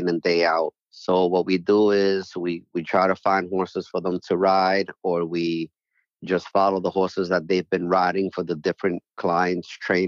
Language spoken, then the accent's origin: English; New York City, New York, United States; moved away as an adult; also born or lived in Puerto Rico / Syracuse; I grew up right next to Yankee Stadium my whole life.